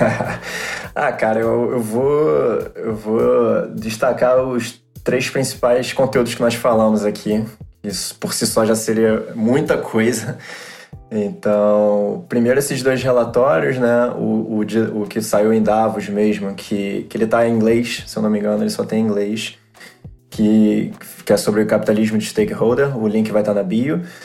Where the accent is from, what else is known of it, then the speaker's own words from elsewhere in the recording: Brazil; nós que somos brasileiros